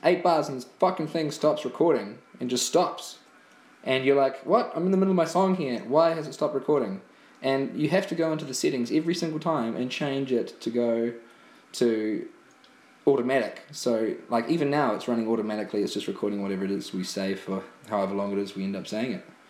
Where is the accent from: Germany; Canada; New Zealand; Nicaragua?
New Zealand; now in Ireland; New Zealand, which is my homeland